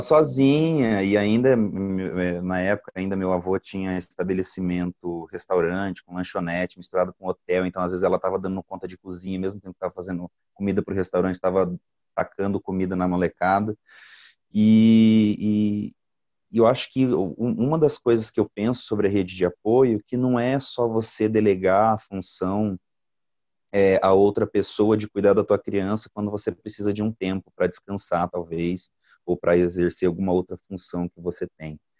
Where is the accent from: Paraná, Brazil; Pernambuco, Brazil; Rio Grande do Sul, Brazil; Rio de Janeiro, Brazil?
Paraná, Brazil; Goioerê; also born or lived in Italy; now in São José dos Pinhais, Brazil; Eu sou nascido no Paraná mesmo, em Goiuerê